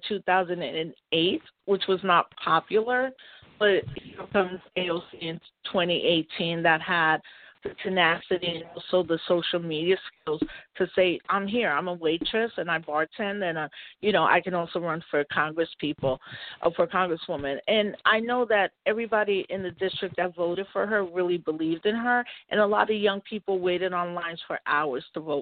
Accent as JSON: {"language": "English", "town": "New York City", "region": "New York", "country": "United States", "tie": "born or raised there", "also_born_or_lived": "Maryland / California", "said": "I grew up in New York City."}